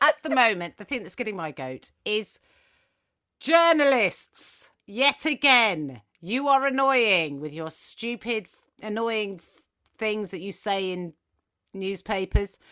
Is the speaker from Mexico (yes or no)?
no; England, United Kingdom; English schools, which is, that's where I went. I was in England. I don't know if you can tell by my accent.